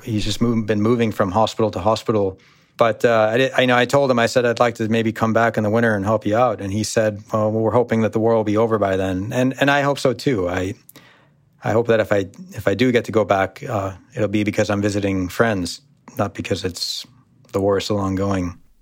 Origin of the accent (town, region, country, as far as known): United States; born or raised there; also born or lived in Syria (ancestry)